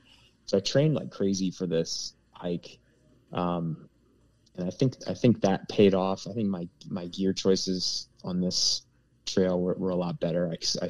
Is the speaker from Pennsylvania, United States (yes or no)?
yes; Pennsylvania, United States; I'm from Pennsylvania. Yeah. I live at 700 feet above sea level.